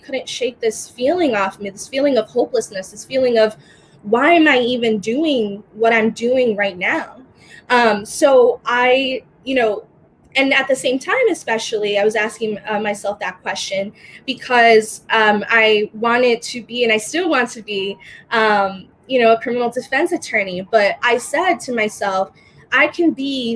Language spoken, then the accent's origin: English; United States; also born or lived in Dominican Republic; I was born in the Dominican Republic and came here to America when I was 2 months old with my family. And despite growing up in America